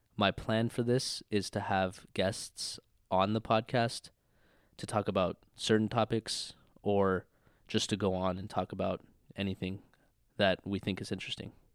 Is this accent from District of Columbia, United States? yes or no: no; Redmond, Washington, United States; moved away as an adult; I'm from Redmond, Washington, born and raised